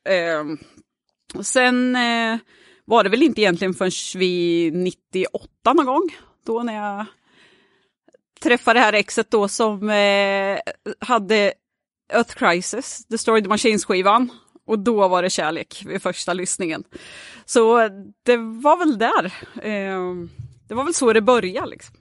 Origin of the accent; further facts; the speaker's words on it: Söderköping, Östergötland, Sweden; jag är ju från Söderköping